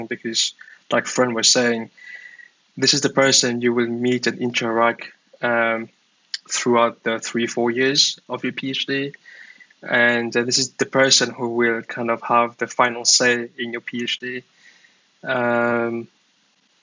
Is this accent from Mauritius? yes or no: yes; Mauritius; now in Dublin, Ireland; I'm from Mauritius.